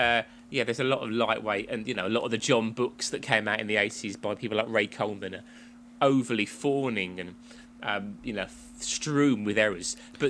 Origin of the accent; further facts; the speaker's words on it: England, United Kingdom; I got closer than you, but I should do as a native Englander.